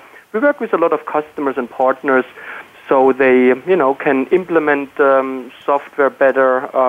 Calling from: Pocono Mountains, Pennsylvania, United States; I'm calling in, you know, from the lovely Pocono Mountains here, you know, along Route I-80

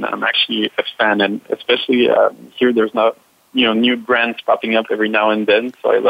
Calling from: Montreal, Quebec, Canada; So I'm calling actually from Montreal, Canada, at the international headquarters of Cirque du Soleil.

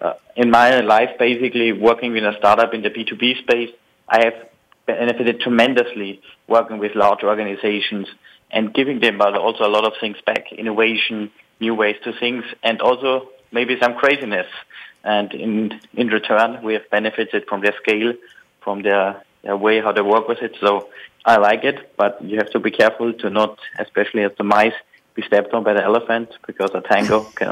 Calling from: Munich, Bavaria, Germany; I'm calling from Munich, Germany, and I'm glad to be on the air today.

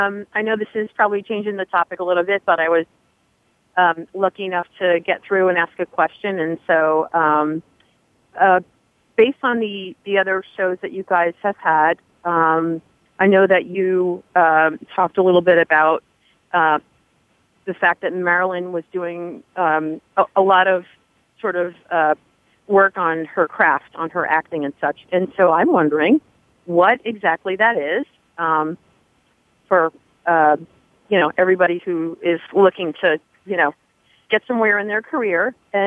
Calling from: northern New Jersey, United States; I'm calling actually right now. I'm outside in a beautiful day here in northern New Jersey.

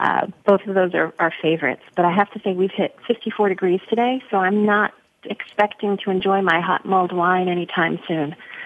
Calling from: Chicago, Illinois, United States; Chicago. December. Oh. Chicago.

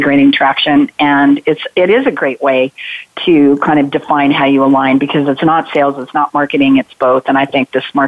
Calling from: Atlanta, Georgia, United States; So I'm calling in from Atlanta, Georgia, where we had 98% visibility on that solar eclipse yesterday.

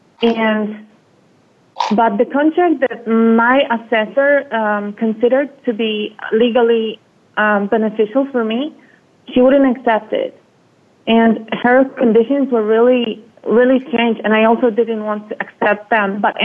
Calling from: Spain; I'm calling from Spain.

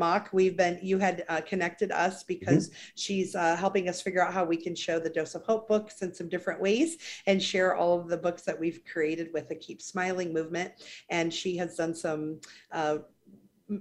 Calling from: Miami, Florida, United States; I am calling in from Miami, Florida today.

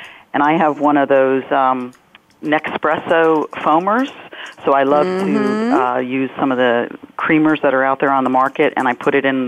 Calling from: Washington, District of Columbia, United States; So I am in beautiful downtown Washington, D.C. Our offices are 1300 Pennsylvania Avenue, so just 2 blocks from the White House.

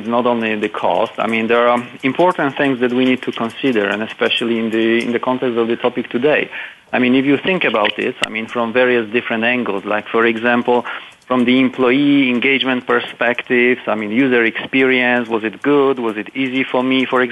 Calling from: Kraków, Lesser Poland, Poland; I'm calling from Poland

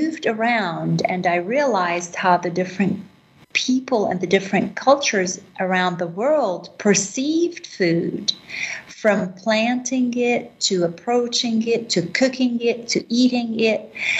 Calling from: Jerusalem, Jerusalem District, Israel; I am currently in Jerusalem. The holy city.

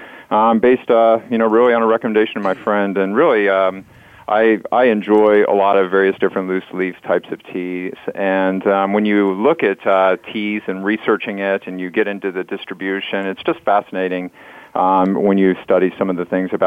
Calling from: Cincinnati, Ohio, United States; I'm calling from Cincinnati, Ohio

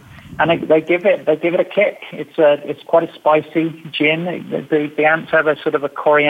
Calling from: London, United Kingdom; So, I'm in a not so sunny London today.

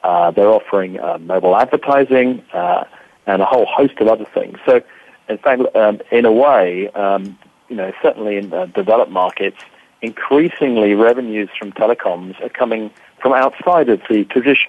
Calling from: Hampshire, South East England, United Kingdom; I'm over in the UK, calling just the southwest of London in a county called Hampshire, not New Hampshire, for those guys listening into us in North America. But Old Hampshire, if you like.

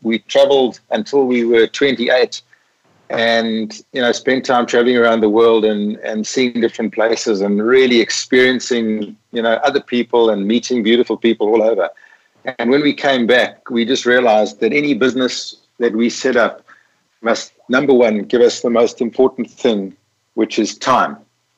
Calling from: Witsand, Western Cape, South Africa; I'm actually calling from a town called Witsand, which literally translated means white sands. I'm looking over a beautiful lagoon and river. It's on the west coast of the Cape. And it's in South Africa.

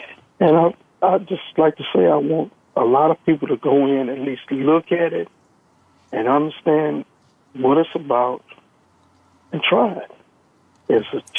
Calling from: Texas, United States; I'm calling from Texas.

